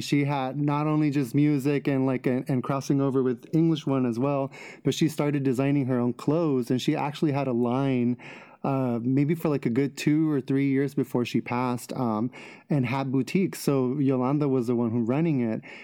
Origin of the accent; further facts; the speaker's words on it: Los Angeles, California, United States; I'm from L A. Yeah, born and raised in Los Angeles